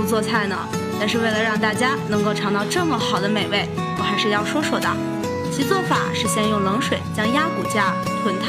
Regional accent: Shaanxi, China; 作为一个纯正的陕西吃货

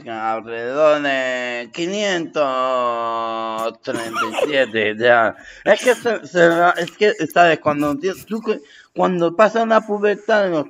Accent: Torrejón de Ardoz, Community of Madrid, Spain; now in Meco, Spain; me he ido a vivir a, la zona de Meco, ahora mismo. Pero, yo he vivido toda mi vida, yo, yo soy de Torrejón 2. dos.

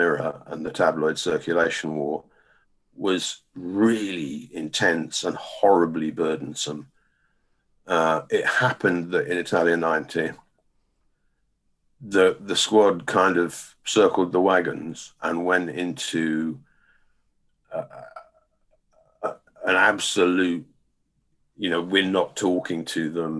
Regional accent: England, United Kingdom; we're English

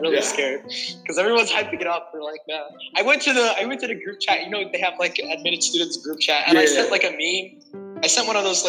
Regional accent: China; So I grew up in China, right?

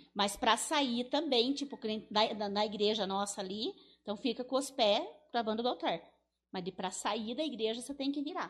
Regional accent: Teixeira Soares, Paraná, Brazil; eu me criei lá no Ribeirão

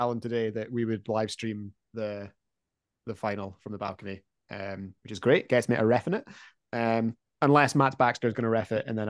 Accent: Dunfermline, Scotland, United Kingdom; I come from Dunfermline

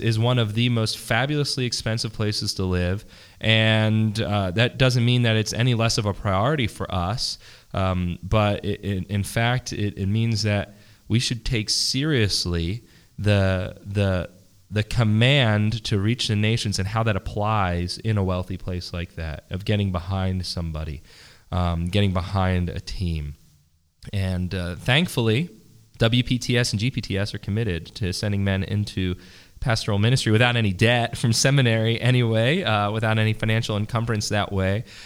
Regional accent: Philadelphia, Pennsylvania, United States; I'm from Pennsylvania. I'm from Philadelphia

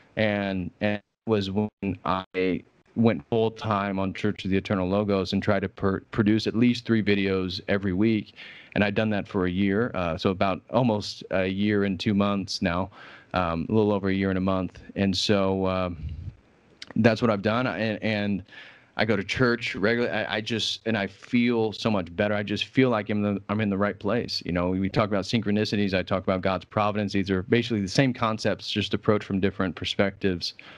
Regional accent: Indiana, United States; moved away; also born or lived in Illinois; I grew up in Indiana, which is a fairly conservative state in the United States.

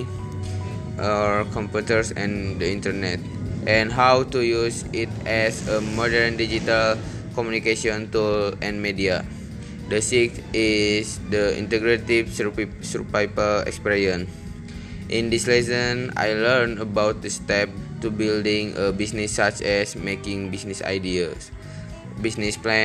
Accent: Garut, West Java, Indonesia; I was born in Garut, West Java on March 28, 2002, and now I'm 18 years old.

